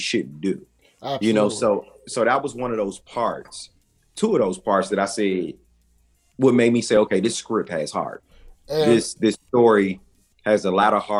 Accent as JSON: {"language": "English", "town": "Washington", "region": "District of Columbia", "country": "United States", "also_born_or_lived": "Forestville, Maryland", "moved": "yes", "lives_now": "Atlanta, United States", "said": "I'm from Forestville, originally from Washington, D.C. I live in Atlanta now"}